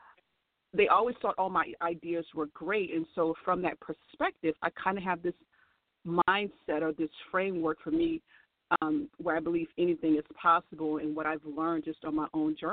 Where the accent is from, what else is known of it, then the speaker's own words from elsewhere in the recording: New Orleans, Louisiana, United States; I was born in New Orleans